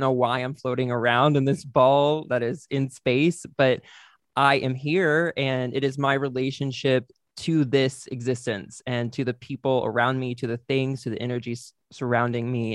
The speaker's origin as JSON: {"language": "English", "town": "White Settlement", "region": "Texas", "country": "United States", "also_born_or_lived": "Oklahoma City", "moved": "yes", "said": "I'm from Texas, from a small town in Texas"}